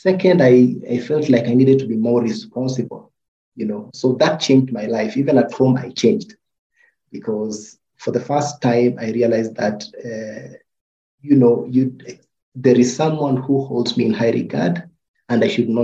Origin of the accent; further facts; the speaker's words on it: Nairobi, Kenya; I was born in Eastlands.